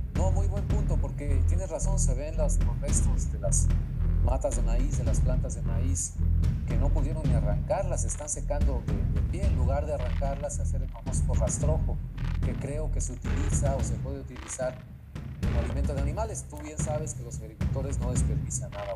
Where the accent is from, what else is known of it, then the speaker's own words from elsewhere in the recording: Mexico; now in United States; nosotros como mexicanos